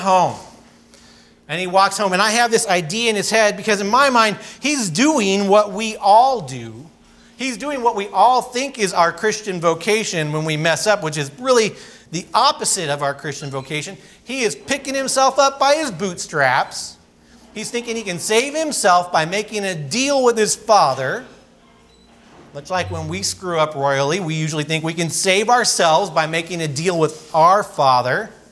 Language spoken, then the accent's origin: English; California, United States; I grew up in California skateboarding and surfing and all the sort of typical things